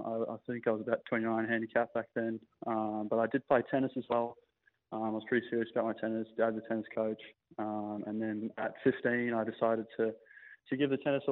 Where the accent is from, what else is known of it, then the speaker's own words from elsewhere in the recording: Melbourne, Victoria, Australia; growing up on the Sandbelt